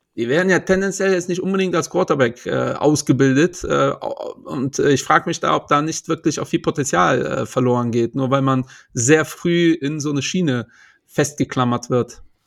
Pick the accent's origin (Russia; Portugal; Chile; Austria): Portugal; now in Germany; Ich bin Portugiese